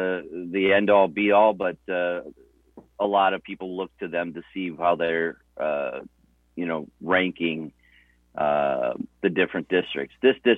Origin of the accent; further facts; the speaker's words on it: Illinois, United States; So born in Illinois, born and raised in Illinois